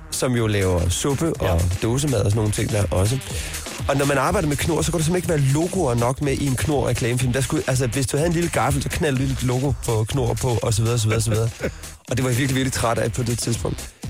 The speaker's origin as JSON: {"language": "Danish", "region": "Southern Denmark", "country": "Denmark", "said": "Jeg kommer fra Fyn"}